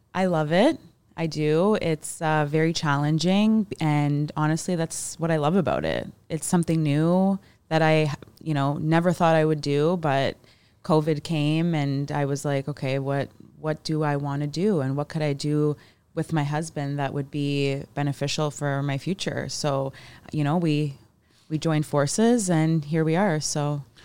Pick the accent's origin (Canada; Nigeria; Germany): Canada; Mississauga, Ontario; now in Hamilton, Canada; us growing up in Mississauga